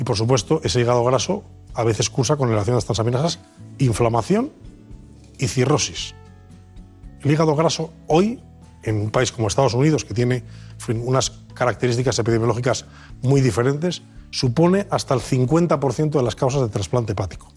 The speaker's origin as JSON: {"language": "Spanish", "town": "León", "region": "Castile and León", "country": "Spain", "tie": "born or raised there", "moved": "as an adult", "lives_now": "Madrid, Spain", "said": "soy leonés de pro, nacido de padre y madre leonesa"}